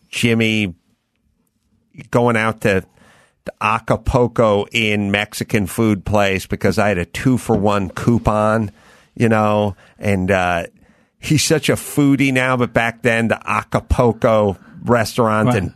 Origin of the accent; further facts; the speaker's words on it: North Holland, Netherlands; I'm from North Holland.